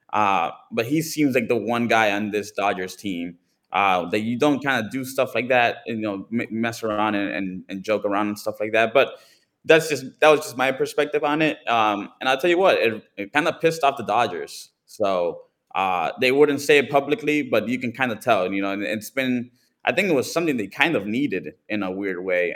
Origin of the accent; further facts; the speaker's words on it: East Coast, United States; moved away; I'm from the East Coast